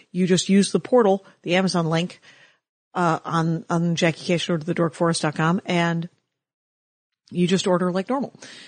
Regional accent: Milwaukee, Wisconsin, United States; I grew up outside of Milwaukee, sure.

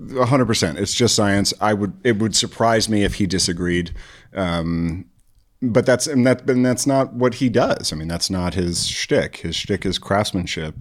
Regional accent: Chicago, Illinois, United States; now in Eugene, United States; I was born and raised in the North Shore, Chicago

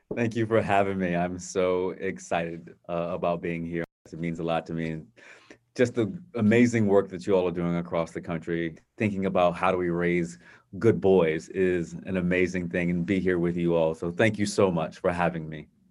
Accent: Virginia Beach, Virginia, United States; growing up in a, a wonderful environment uh, in Virginia Beach with my family

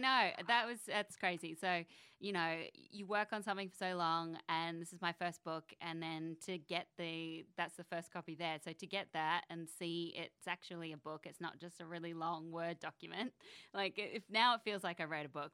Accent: Canberra, Australian Capital Territory, Australia; born or raised there; moved away as an adult; also born or lived in Sydney, Australia; now in United States

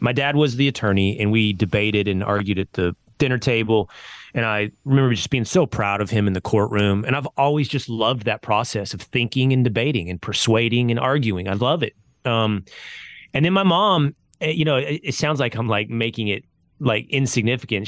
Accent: Sherman, Texas, United States; I'm from Sherman, Texas. When I grew up, population thirty thousand

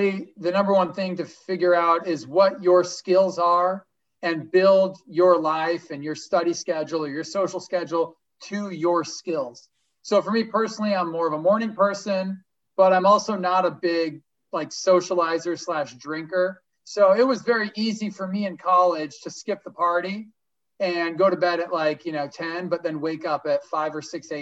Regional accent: Los Angeles, California, United States; I grew up in LA. My dad's from Israel. My mom's American.

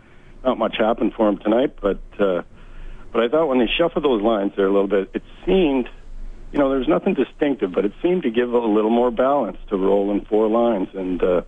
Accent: St. Albert, Alberta, Canada; moved away as an adult; now in Maui, United States; I grew up in St. Albert.

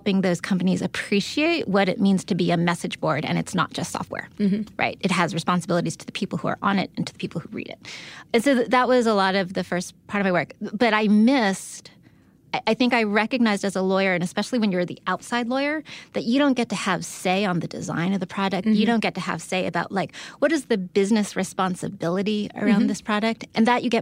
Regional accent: San Diego, California, United States; I'm from San Diego

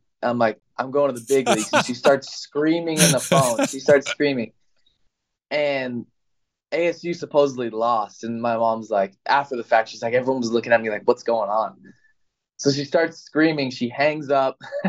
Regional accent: California, United States; I'm from California

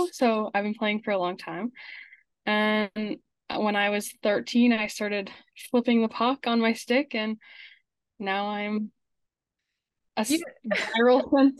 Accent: Winnipeg, Manitoba, Canada; I'm from Winnipeg, Manitoba, Canada.

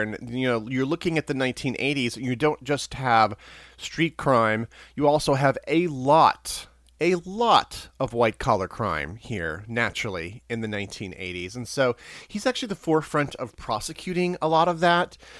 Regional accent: Missouri, United States; moved away as an adult; now in New York City, United States; I grew up in Missouri, so I'm a transplant from Missouri

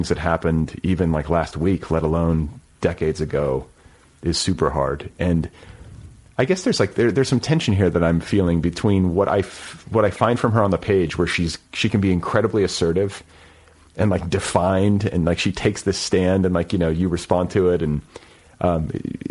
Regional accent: Indiana, United States; moved away as an adult; also born or lived in Colorado; now in Los Angeles, United States; when I first moved to Colorado years ago, I was from Indiana at that point

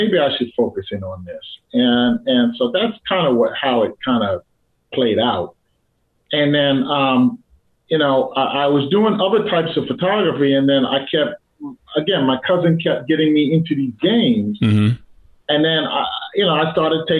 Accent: New York City, New York, United States; I'm from Brooklyn, New York, so I'm from Bed-Stuy, Brooklyn.

